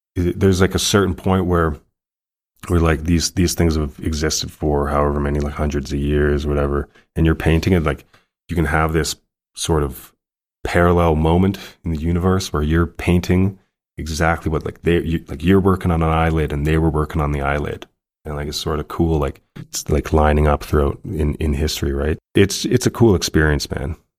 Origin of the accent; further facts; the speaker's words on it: Calgary, Alberta, Canada; born and raised Calgarian